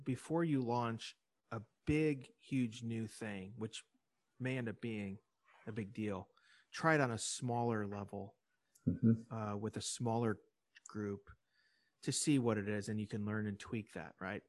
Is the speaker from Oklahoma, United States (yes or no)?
no; Illinois, United States; And I know I'm from Illinois, so I had a personal thing at stake in it.